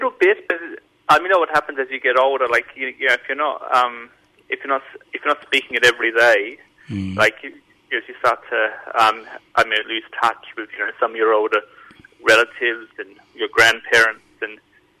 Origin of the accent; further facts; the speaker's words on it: Adelaide, South Australia, Australia; accent: Adelaide; No one ever guesses that I'm from Australia, but people sometimes think that I sound English. So I'm not sure where that comes from. Maybe it's the Adelaide thing.